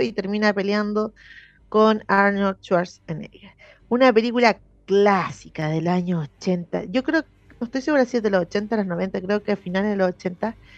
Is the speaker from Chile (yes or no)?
yes; Santiago, Santiago Metropolitan Region, Chile; porque somos de la periferia, porque somos del sur de Santiago